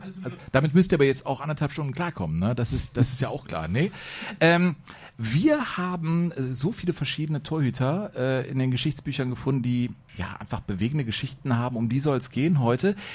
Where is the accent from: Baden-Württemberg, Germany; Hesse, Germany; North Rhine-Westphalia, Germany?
North Rhine-Westphalia, Germany; Cologne; ich bin gebürtiger Kölner